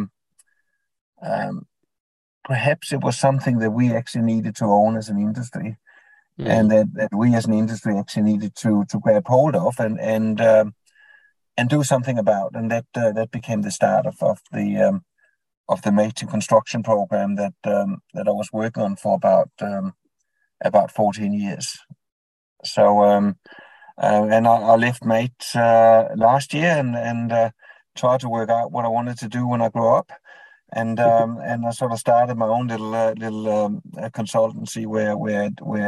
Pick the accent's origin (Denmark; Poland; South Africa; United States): Denmark; moved away as an adult; now in Queensland, Australia; the accent might reveal that I wasn't born in Australia. So I was born in Denmark